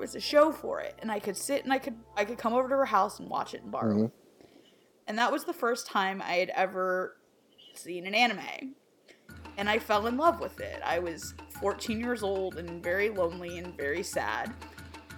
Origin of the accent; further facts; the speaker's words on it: Florida, United States; also born or lived in New York; I'm originally from New York, but I grew up in Florida